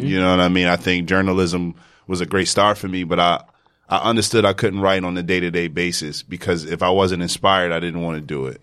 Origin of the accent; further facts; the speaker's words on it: Philadelphia, Pennsylvania, United States; moved away as an adult; now in New York, United States; I'm from Philadelphia.